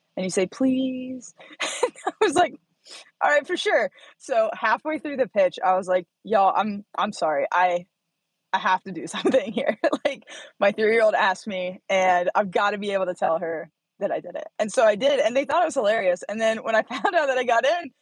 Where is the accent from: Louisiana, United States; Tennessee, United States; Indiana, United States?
Indiana, United States; Bloomington; moved away as an adult; now in Reno, United States; Bloomington, Indiana. Yep. Middle of nowhere